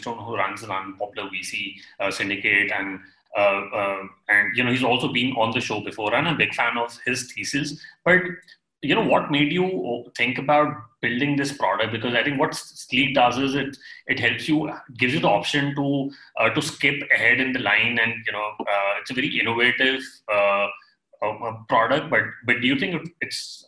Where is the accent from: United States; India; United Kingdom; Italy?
India; I'm from India